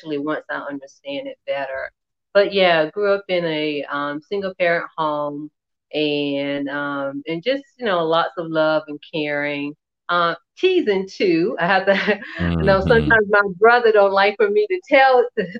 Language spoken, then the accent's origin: English; Columbia, South Carolina, United States; I grew up in Columbia, South Carolina